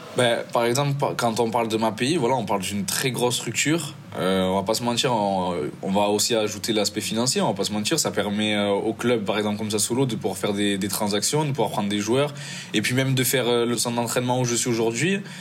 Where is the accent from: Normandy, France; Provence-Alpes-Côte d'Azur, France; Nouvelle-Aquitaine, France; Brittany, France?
Provence-Alpes-Côte d'Azur, France; Marseille; moved away as an adult; now in Italy; je suis né à Marseille